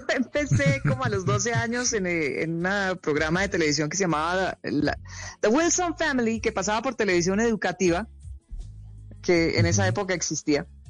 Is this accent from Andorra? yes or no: no; Colombia; also born or lived in New York, United States / Hawaii, United States; Yo crecí en Colombia